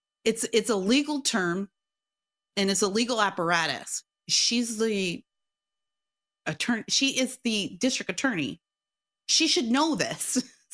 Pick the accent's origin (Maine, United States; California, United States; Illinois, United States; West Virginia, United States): California, United States; I'm a housewife from Southern California.